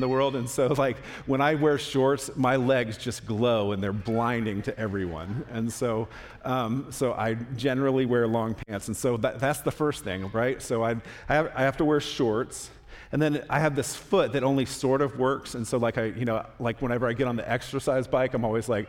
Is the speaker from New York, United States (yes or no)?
no; Florida, United States; moved away; I'm from Florida